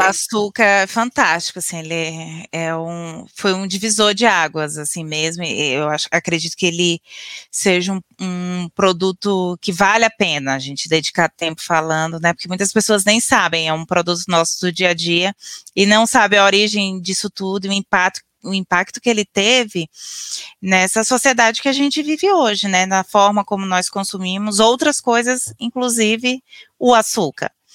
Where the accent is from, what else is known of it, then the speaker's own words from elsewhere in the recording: Northeast Region, Brazil; now in South Brazil; Eu sou uma nordestina erradicada no sul do Brasil